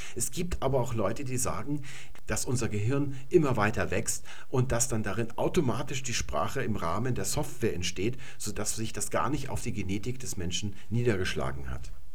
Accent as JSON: {"language": "German", "country": "Germany", "first_language": "German", "said": "hier bei uns in Deutschland"}